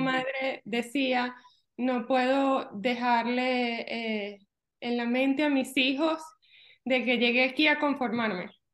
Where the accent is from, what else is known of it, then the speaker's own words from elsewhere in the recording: Venezuela; moved away as an adult; now in Orlando, United States; Yo soy de Venezuela